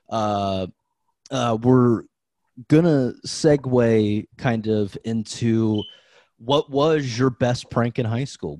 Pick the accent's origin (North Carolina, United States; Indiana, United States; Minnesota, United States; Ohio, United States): Ohio, United States; I'm from Ohio